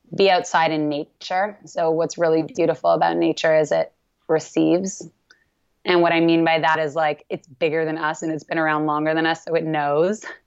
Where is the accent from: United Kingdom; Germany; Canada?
Canada; I'm Canadian